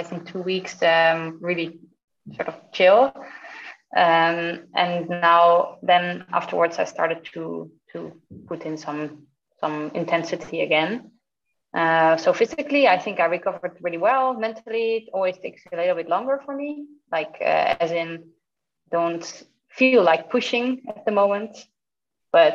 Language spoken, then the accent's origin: English; Netherlands; moved away as an adult; now in Zurich, Switzerland; So I live in Switzerland, in Zurich, but I am from the Netherlands.